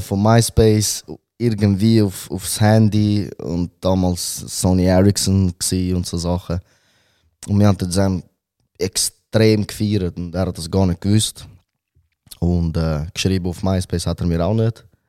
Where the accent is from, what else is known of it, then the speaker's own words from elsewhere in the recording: Wetzikon, Zurich, Switzerland; first language Albanian; Ich bin in Robenhausen aufgewachsen